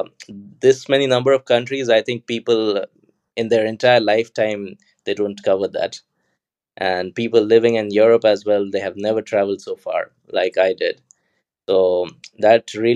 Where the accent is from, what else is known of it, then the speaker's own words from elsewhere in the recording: India; moved away as an adult; now in Budapest, Hungary; I'm from India, but right now I live in Budapest, in Hungary.